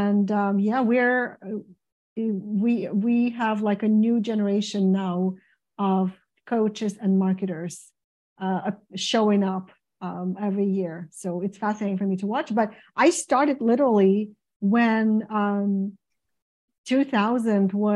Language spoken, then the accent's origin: English; Ukraine; moved away as an adult; now in United States; I came originally from Ukraine in 1992 as a music teacher, as a classical musician